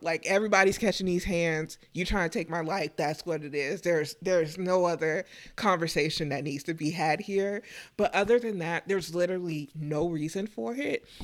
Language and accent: English; Texas, United States; moved away; growing up in Texas, um, originally